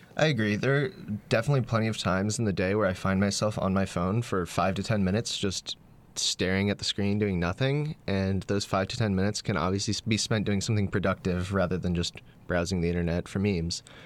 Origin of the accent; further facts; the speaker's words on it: North Carolina, United States; moved away as an adult; I'm from North Carolina